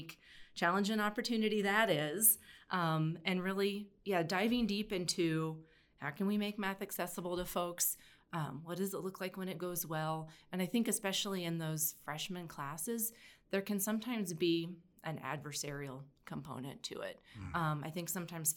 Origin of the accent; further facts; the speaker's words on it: Oak Ridge, Tennessee, United States; I grew up in East Tennessee. In Oak Ridge, which is where there is a national lab